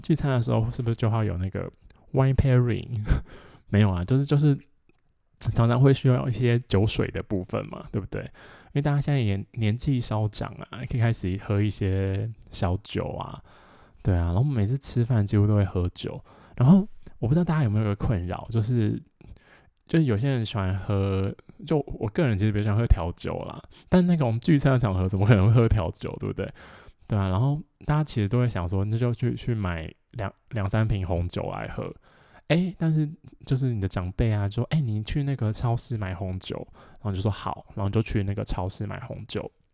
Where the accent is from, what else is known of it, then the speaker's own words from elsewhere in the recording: Changhua County, Taiwan; moved away; 我的老家在彰化